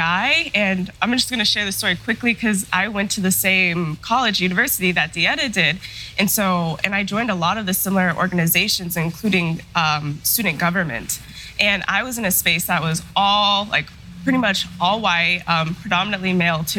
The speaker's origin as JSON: {"language": "English", "town": "Denver", "region": "Colorado", "country": "United States", "tie": "born or raised there", "also_born_or_lived": "Chicago, Illinois / Michigan", "said": "I grew up in Denver, Colorado, and growing up between there and Chicago and Michigan"}